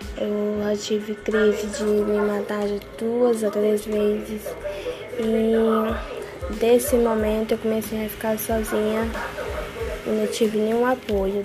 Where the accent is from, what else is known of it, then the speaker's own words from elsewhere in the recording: Parauapebas, Pará, Brazil; Nasci em Paraupebas